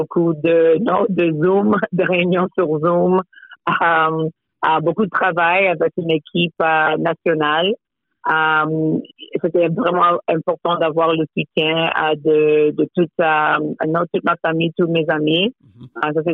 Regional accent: Toronto, Ontario, Canada; Je suis née à Toronto. Euh, mes parents euh, proviennent des très, très petites villes du Caraïbe, des villes anglophones. et oui, j'ai passé mon enfance à Toronto.

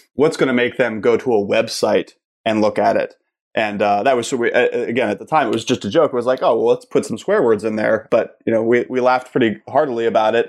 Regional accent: Pittsburgh, Pennsylvania, United States; moved away as an adult; also born or lived in Kent, Ohio; I'm originally from Pittsburgh. I grew up there

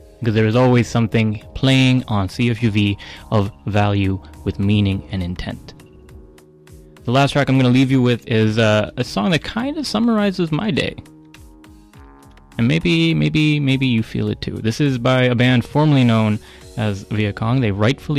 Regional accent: Abbotsford, British Columbia, Canada; now in Victoria, Canada; my hometown of Abbotsford, BC

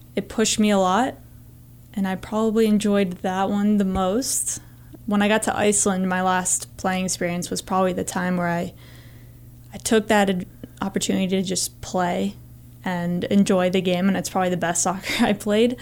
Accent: Northern Virginia, United States; moved away as an adult; now in Montana, United States; I grew up in Northern Virginia, which is about two hours from J M U

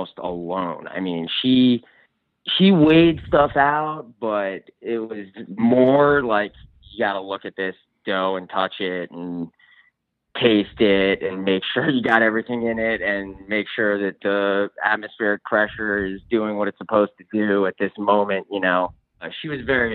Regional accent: the Catskills, New York, United States; moved away as an adult; also born or lived in Jackson Hole, Wyoming / Vermont; I grew up spending time in the Catskills and I love the Catskills. They're my home

